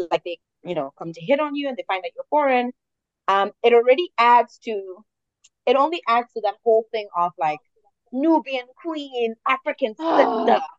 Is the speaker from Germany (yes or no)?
yes; Germany; also born or lived in Ghana; I'm from Germany and I've lived in Ghana